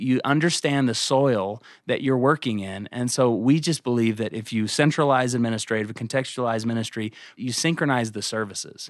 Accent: Tulsa, Oklahoma, United States; now in Colorado, United States; I grew up in Tulsa, Oklahoma

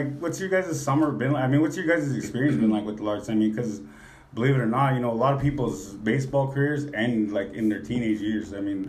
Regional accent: Minneapolis, Minnesota, United States; also born or lived in Maple Grove, Minnesota; now in Bismarck, United States; I grew up in Minneapolis, Minnesota area.

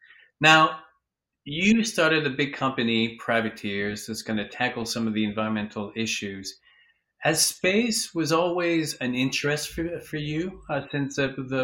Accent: Vancouver, British Columbia, Canada; now in Los Angeles, United States; Oh, you're in my hometown. I live in Vancouver, and now I'm in LA, so.

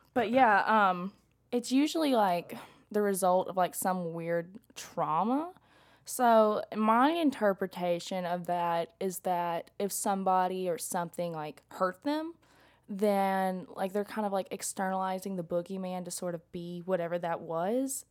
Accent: McMinn County, Tennessee, United States; I'm from McMinn, um, County, where we have, like, crazy storms.

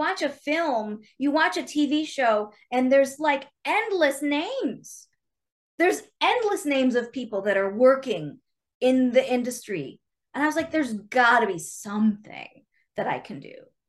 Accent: Chicago, Illinois, United States; I grew up watching Second City because, you know, I'm from Chicago. So I used to see those shows in high school because I lived there.

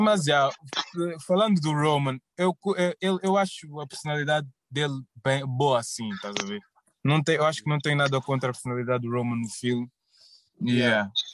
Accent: Sintra line, Lisbon, Portugal; accent: Angolan accent of the Sintra line; o nosso sotaque angolano aqui da, da, da linha de Sintra

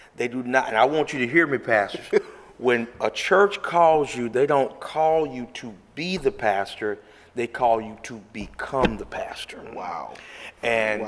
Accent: Memphis, Tennessee, United States; now in Arizona, United States; I was born and raised in Memphis, Tennessee.

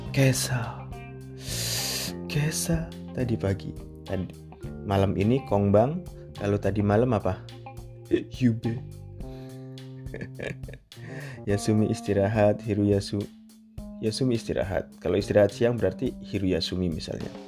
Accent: Indonesia; Saya bukan orang Cina. Saya orang Indonesia.

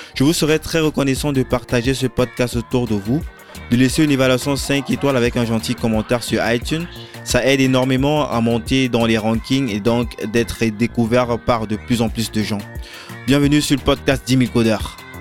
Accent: Cameroon; moved away; moi je viens du Cameroun

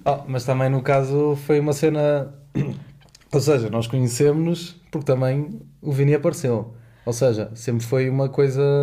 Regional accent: Porto, Norte, Portugal; moved away as an adult; now in Lisbon, Portugal; tenho 22 anos, sou do Porto, uh, eh, estudo em Lisboa

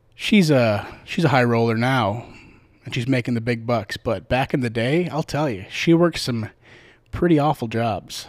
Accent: Midwest, United States; now in Las Vegas, United States; I'm from the Midwest

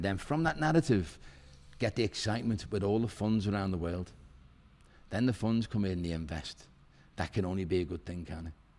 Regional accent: Liverpool, North West England, United Kingdom; I'm from Walton, you know, Dane Street where the Spellow Pub is. That's where I'm from, County Road.

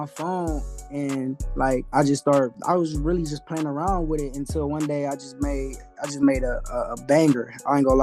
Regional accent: Akron, Ohio, United States; I'm from Akron, Ohio.

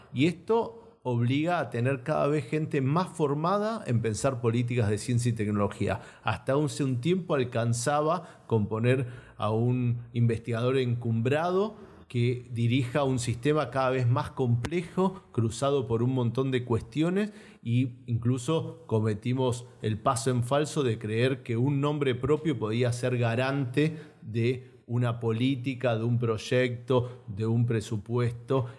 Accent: Argentina

